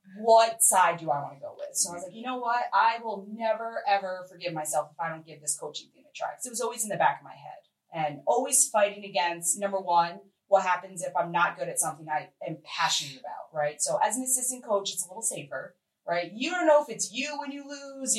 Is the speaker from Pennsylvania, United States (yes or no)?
no; Newtown, Connecticut, United States; moved away; I'm from Connecticut.